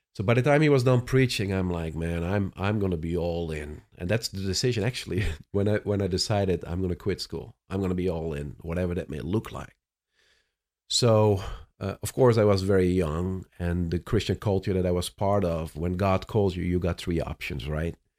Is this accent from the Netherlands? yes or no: yes; Netherlands; English is a second language; moved away as an adult; also born or lived in Cape Town, South Africa; now in Orlando, United States; I was born and raised in the Netherlands, but ended up in South Africa prior to coming to the U S